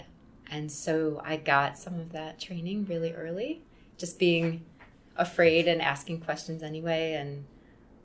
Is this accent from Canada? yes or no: no; Wheaton, Illinois, United States; I grew up in Wheaton, which is about an hour outside the city.